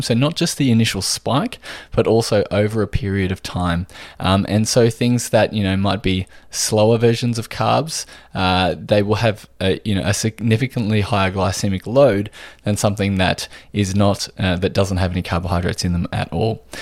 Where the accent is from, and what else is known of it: Australia